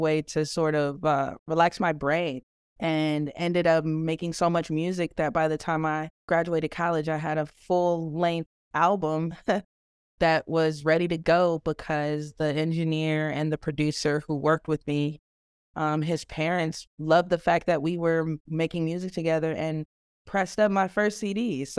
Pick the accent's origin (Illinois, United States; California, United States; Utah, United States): Illinois, United States; Chicago; I am originally from Chicago, Illinois.